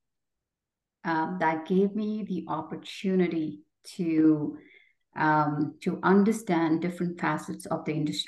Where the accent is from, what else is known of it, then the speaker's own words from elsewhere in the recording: Jaipur, Rajasthan, India; moved away as an adult; also born or lived in Jodhpur, India / New Delhi, India; now in Canada; I was born in India and grew up in the province of Rajasthan, first in Jodhpur, which is known as the Blue City. And then my father took a job in Jaipur, which is known as the Pink City.